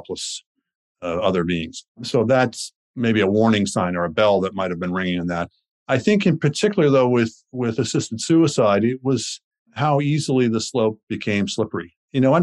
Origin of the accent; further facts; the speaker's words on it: Winnipeg, Manitoba, Canada; moved away; I grew up in Winnipeg, but also that I moved somewhere else.